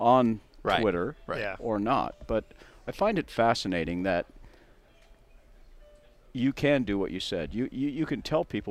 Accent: Southern California, United States; I grew up in Southern California, and I hung around at the racetracks before I could drive race cars

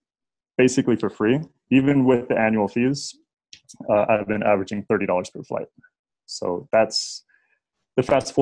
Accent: Nebraska, United States; I grew up in Nebraska.

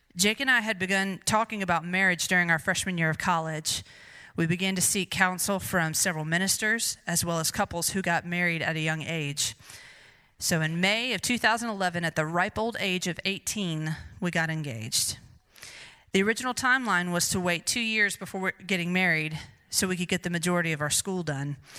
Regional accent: Greer, South Carolina, United States; I was born and raised in Greer, South Carolina

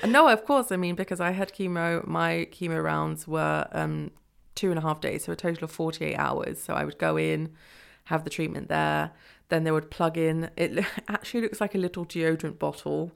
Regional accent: England, United Kingdom; moved away as an adult; now in Freiburg, Germany; I'm from England

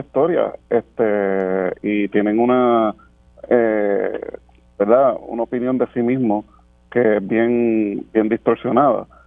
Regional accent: Puerto Rico; nosotros ni somos ciudadanos de los Estados Unidos

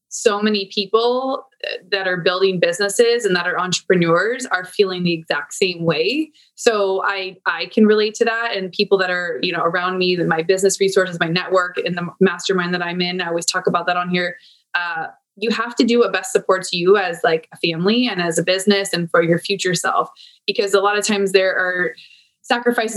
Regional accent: Santee, California, United States; out in East County where I grew up in Santee

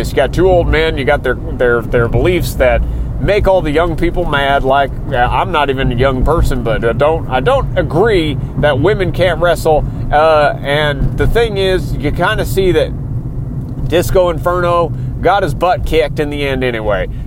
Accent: Texas, United States; I come from Texas. I currently live somewhere in Texas. I'd rather not be specific, but I'm close enough to the Houston area

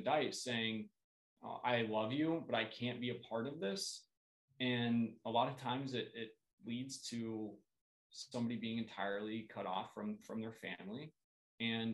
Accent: Columbus, Ohio, United States; moved away as an adult; now in St. Paul, United States; where I grew up in Columbus, Ohio, sober living was not a thing

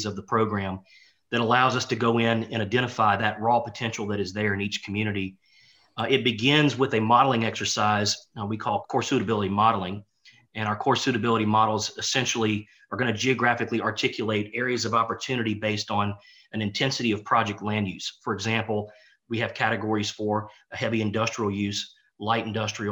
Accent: Louisiana, United States; here in my home state of Louisiana

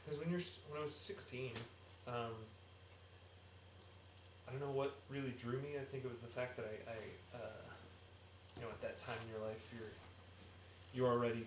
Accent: Lubbock, Texas, United States; I grew up in Lubbock, Texas, which, when I was growing up, it was between 60,000 and 80,000 in there in like the outlying area.

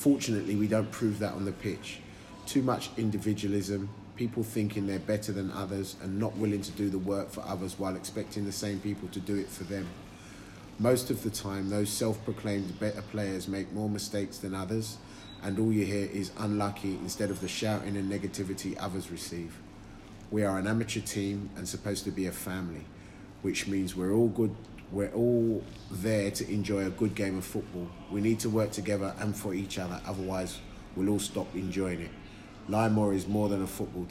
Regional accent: London, United Kingdom; I grew up playing on Hackney Marshes

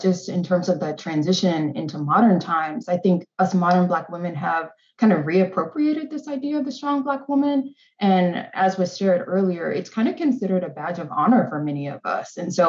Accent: Houston, Texas, United States; I am originally from Houston, Texas.

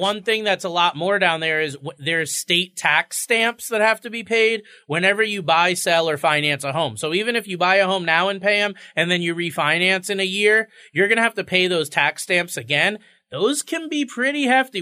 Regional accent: Florida, United States; now in Connecticut, United States; I grew up in Florida

